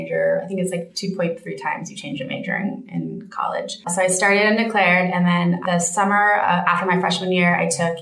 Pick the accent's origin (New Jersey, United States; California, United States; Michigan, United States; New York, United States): California, United States; Bay Area; also born or lived in Santa Barbara, California; now in Los Angeles, United States; So I was born in Santa Barbara, lived there for 5 years, and then my family moved to the Bay Area, and I lived there high school